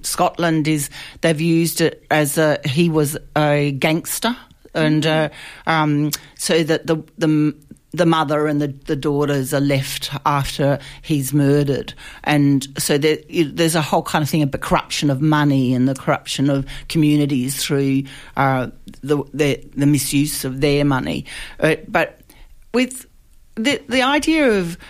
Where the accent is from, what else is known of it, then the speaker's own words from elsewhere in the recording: Australia; an Australian playwright